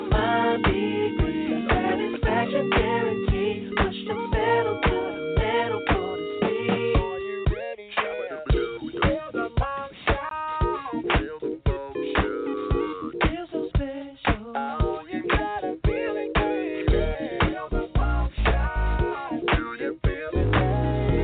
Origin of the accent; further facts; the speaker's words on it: Harlan County, Kentucky, United States; I'm from Harlan County, Kentucky.